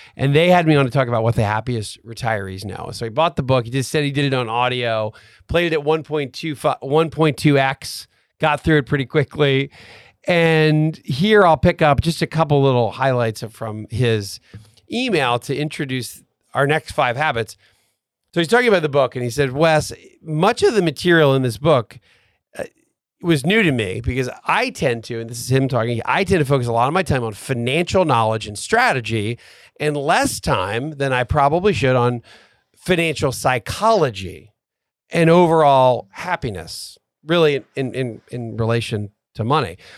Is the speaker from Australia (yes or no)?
no; Atlanta, Georgia, United States; we are from Atlanta